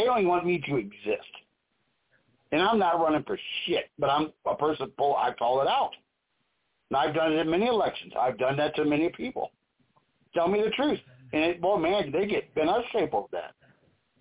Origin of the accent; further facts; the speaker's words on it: Missouri, United States; I am from Missouri